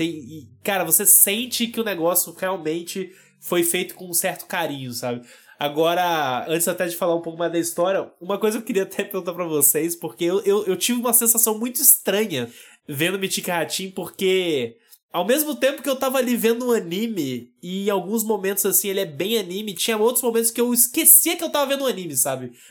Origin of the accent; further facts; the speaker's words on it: Brazil; Principalmente porque somos brasileiros.